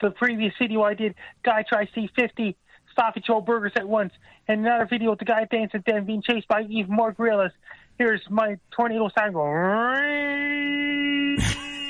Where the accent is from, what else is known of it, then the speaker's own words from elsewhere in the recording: Sydney, Nova Scotia, Canada; I'm from Sydney, Nova Scotia, Canada.